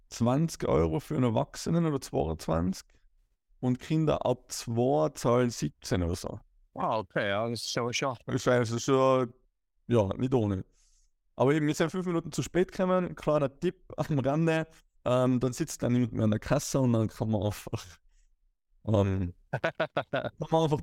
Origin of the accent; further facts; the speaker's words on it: Tyrol, Austria; ich bin halt ein typischer Tiroler oder Österreicher, ich habe zwei linke Füße, Skifahren, Rodeln und äh, sonstige Ski-Winteraktivitäten kann ich sehr gut